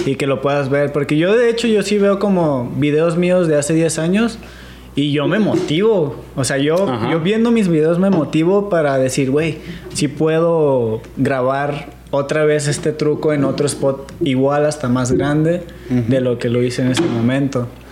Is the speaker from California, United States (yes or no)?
yes; San Diego, California, United States; also born or lived in Mexico; San Diego y California es como mi segundo hogar, güey. Porque ahí crecí